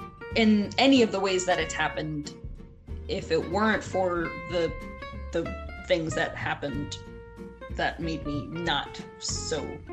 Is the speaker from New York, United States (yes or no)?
yes; New York, United States; now in Virginia Beach, United States; Since I'm from New York, we have to go that way to come back and forth.